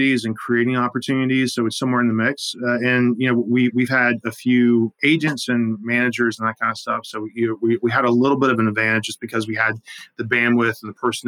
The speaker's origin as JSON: {"language": "English", "region": "South Carolina", "country": "United States", "tie": "born or raised there", "also_born_or_lived": "Manhattan, New York", "moved": "as an adult", "said": "I grew up in South Carolina, I'd been there."}